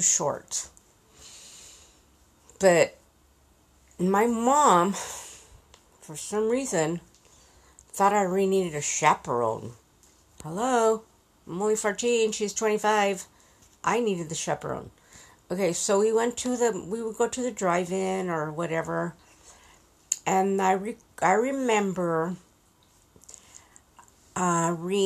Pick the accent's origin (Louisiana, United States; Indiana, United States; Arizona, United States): Arizona, United States; Yuma; I grew up in Yuma.